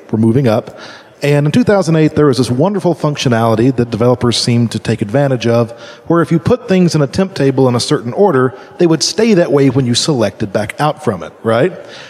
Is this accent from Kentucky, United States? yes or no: yes; Louisville, Kentucky, United States; from Louisville, Kentucky.